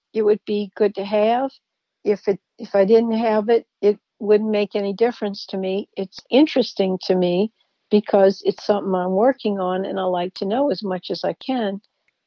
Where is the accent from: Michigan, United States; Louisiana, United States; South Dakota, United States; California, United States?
Louisiana, United States; I was from Louisiana